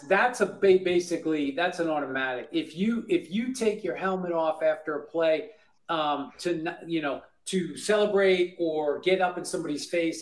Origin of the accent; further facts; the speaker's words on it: Bellmore, New York, United States; I grew up in New York, I grew up a Giants fan